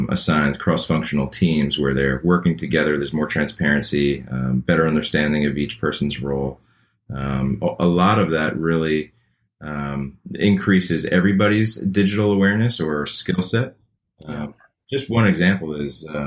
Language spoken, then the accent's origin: English; Long Island, New York, United States; moved away as an adult; also born or lived in Manhattan, New York; now in Chapel Hill, United States; I'm originally from New York. I grew up in Long Island and lived in Manhattan for a number of years